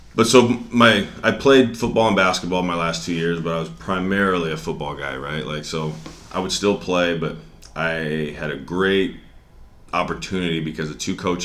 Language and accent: English; Spanaway, Washington, United States; I'm from here. I grew up in Spanaway. Went to Bethel High School, went to University of Washington